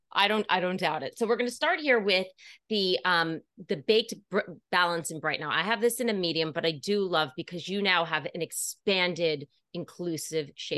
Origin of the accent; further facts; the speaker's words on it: Putnam County, New York, United States; I was born here in New York City, grew up in Putnam, on the Upper East Side now